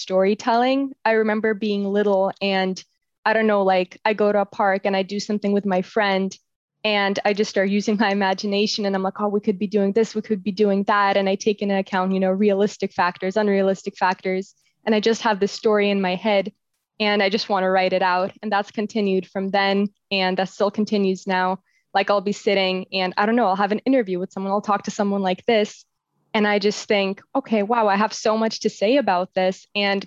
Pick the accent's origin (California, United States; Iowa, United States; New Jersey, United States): California, United States; San Jose; moved away as an adult; also born or lived in Russia; now in Netherlands; when I was little, my family and I moved from Russia to California. I grew up in San Jose